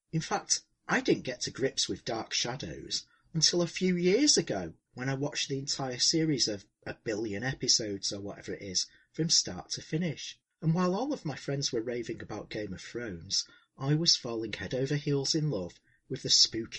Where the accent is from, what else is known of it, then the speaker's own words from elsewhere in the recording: England, United Kingdom; as an Englishman